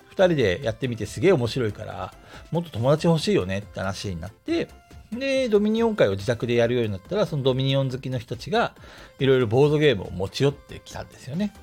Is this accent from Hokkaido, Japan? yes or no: yes; Asahikawa, Hokkaido, Japan; moved away as an adult; also born or lived in Tokyo; now in Hiroshima, Japan; 旭川、えー、出身の人間なんですけども、北海道